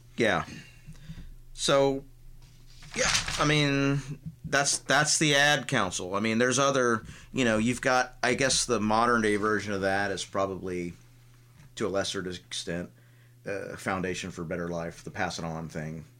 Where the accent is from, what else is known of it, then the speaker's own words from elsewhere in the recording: Tampa, Florida, United States; growing up in Tampa